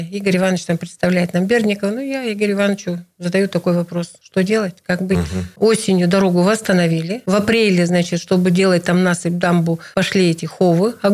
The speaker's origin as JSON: {"language": "Russian", "region": "Irkutsk Oblast", "country": "Russia", "tie": "born or raised there", "said": "Нижнеудинский да, район, для сильный, вас родной, да. Не меньше, очень откуда важно. я родом, да, откуда, откуда я родом."}